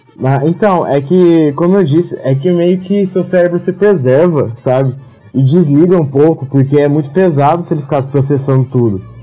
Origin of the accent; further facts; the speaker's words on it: Minas Gerais, Brazil; moved away as an adult; also born or lived in Campinas; now in Tilburg, Netherlands; eu sou de Minas Gerais e eu mudei em 2014 para Campinas para fazer Unicamp